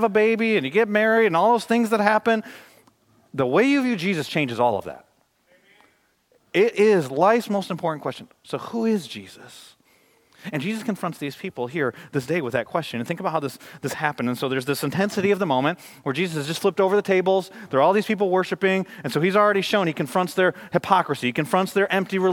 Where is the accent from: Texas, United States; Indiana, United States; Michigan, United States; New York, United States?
Michigan, United States; moved away; I grew up in Michigan